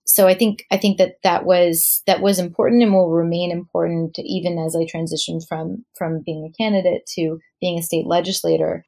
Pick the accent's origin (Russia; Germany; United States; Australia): United States; also born or lived in New York; as an American Jew, um, and certainly as as a Jew of color